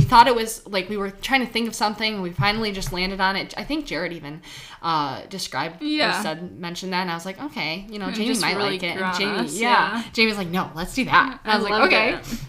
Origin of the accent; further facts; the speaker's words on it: Troy, Michigan, United States; We grew up right in Troy.